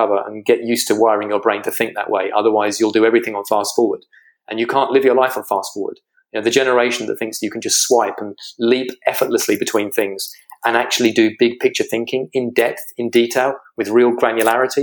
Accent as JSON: {"language": "English", "country": "United Kingdom", "said": "you can hear from my accent, I'm a Brit."}